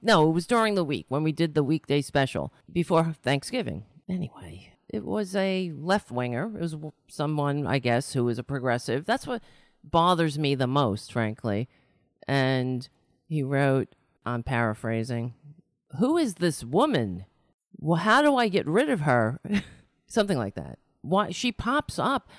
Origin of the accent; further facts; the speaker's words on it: New York City, New York, United States; I was born in New York City.